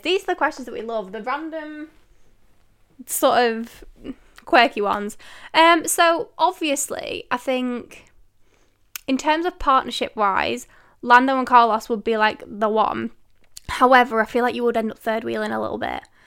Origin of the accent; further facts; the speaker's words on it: Manchester, North West England, United Kingdom; I am from the United Kingdom. Manchester way to be precise.